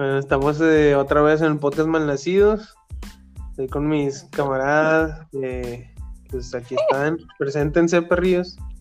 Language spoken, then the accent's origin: Spanish; Mexico; somos de México y aquí en México